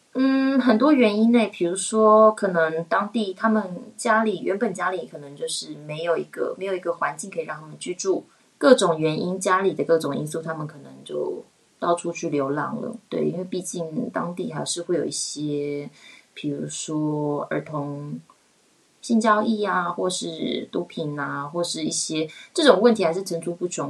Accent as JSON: {"language": "Chinese", "country": "Taiwan", "also_born_or_lived": "Australia", "moved": "as an adult", "lives_now": "Switzerland", "said": "其实我一开始在台北，嗯，有百事集，然后那个时候也有去做推广。我觉得用母语跟嗯比较了解自己国家，就是台湾人的民情，我觉得会比较容易去做推广。然后来瑞士的时候"}